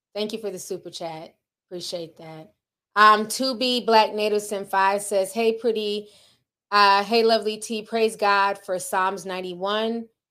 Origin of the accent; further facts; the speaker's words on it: Midwest, United States; I grew up in the Midwest, so, you know, we're near Tornado Alley